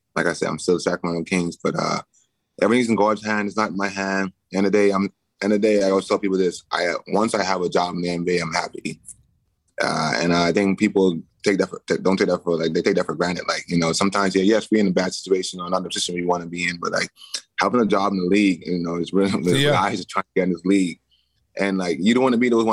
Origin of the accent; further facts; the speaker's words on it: Bahamas; moved away; I grew up in the Bahamas